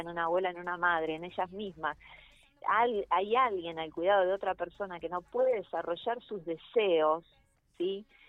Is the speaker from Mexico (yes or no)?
no; Buenos Aires, Argentina; yo vivo... yo vivo, soy porteña